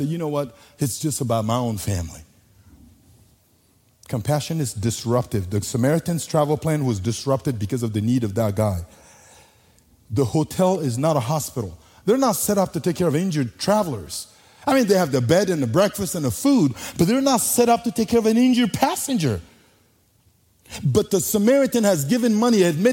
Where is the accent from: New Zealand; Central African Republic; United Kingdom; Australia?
Central African Republic; Bangassou, Mbomou; first language Sango; English is a second language; moved away; I was born in the Central African Republic